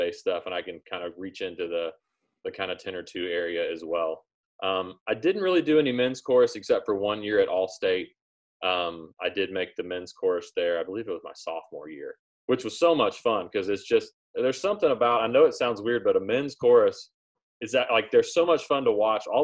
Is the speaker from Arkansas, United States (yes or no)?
yes; Arkansas, United States; now in Nashville, United States; grew up in Arkansas, grew up listening to country music